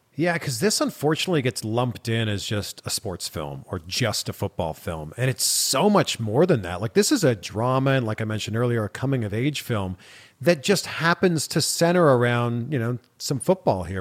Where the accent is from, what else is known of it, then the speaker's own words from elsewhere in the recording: just outside of Toronto, Ontario, Canada; I grew up in Canada. I grew up just outside of Toronto.